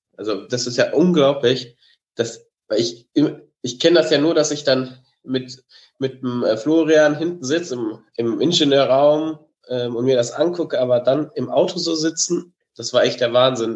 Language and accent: German; Germany; als Deutscher